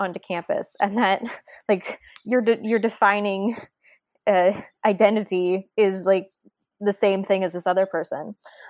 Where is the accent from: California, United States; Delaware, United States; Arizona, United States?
Delaware, United States; moved away; I'm from Delaware.